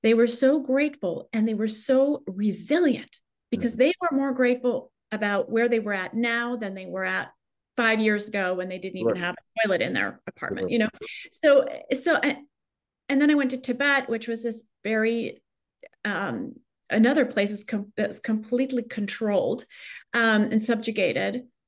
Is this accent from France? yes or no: yes; Paris, Île-de-France, France; English is a second language; Well, I grew up in Paris, which sounds glamorous, but actually the culture on the streets is a more negative, at least when I grew up there.